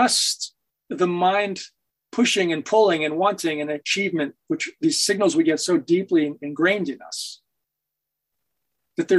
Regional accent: Hanover, New Hampshire, United States; moved away; my hometown of Hanover

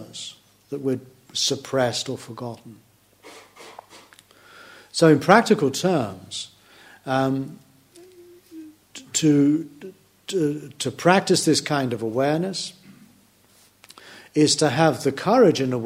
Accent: United Kingdom; I can never stop being British

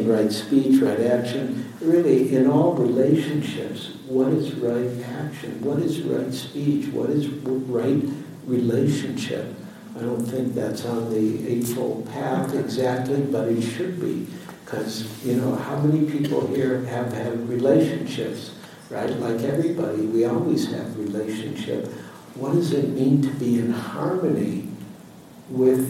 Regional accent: Detroit, Michigan, United States; now in San Francisco, United States; I was born in Detroit, raised in Detroit

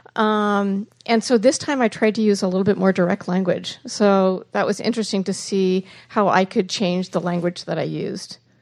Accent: New York City, New York, United States; I'm from New York City, and like a lot of people don't want to go to New York City, but it's like my home and I love it

